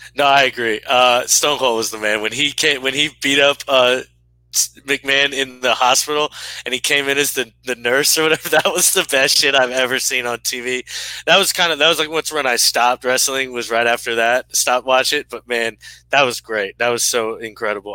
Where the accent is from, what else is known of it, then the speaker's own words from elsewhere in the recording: United States; I'm an American in a jersey